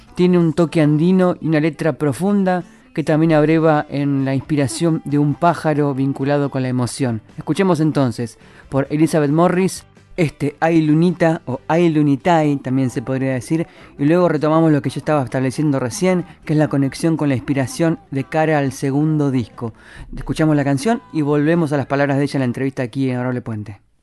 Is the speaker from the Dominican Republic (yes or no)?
no; La Plata, Buenos Aires Province, Argentina; ahí en La Plata, que es mi ciudad natal